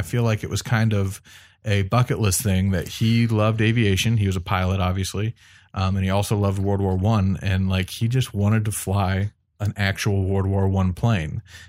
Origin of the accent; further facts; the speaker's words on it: Wadsworth, Ohio, United States; he ended up flying it for the first time at Wadsworth Municipal Airport, which is not only where I grew up in Wadsworth